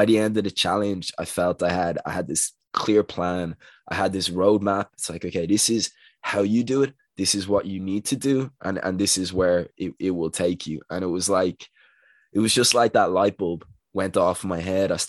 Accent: Dublin, Leinster, Ireland; I'm from Dublin in Ireland

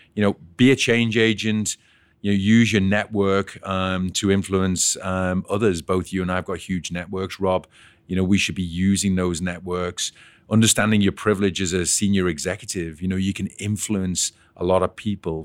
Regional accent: Liverpool, North West England, United Kingdom; now in Canada; I was actually born and bred in Liverpool

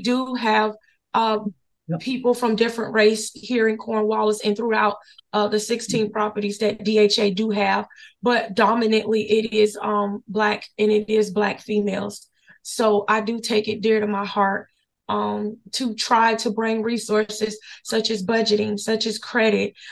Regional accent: Florida, United States; also born or lived in Henderson, North Carolina; now in Durham, United States; we were born and raised in Florida

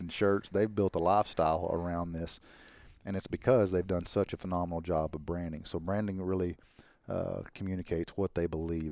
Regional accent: Arkansas, United States; We're from Arkansas.

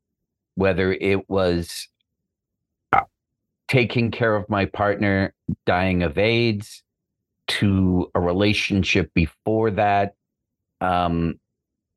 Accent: Boston, Massachusetts, United States; I'm from Boston. So, you know, we had clam bakes

